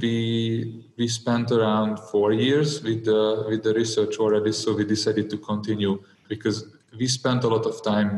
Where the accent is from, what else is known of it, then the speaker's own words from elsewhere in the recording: Hungary; I'm from I'm from Hungary.